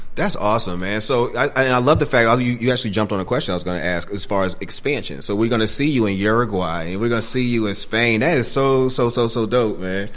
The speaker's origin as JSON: {"language": "English", "town": "Boston", "region": "Massachusetts", "country": "United States", "said": "my state, Massachusetts, I'm from Boston"}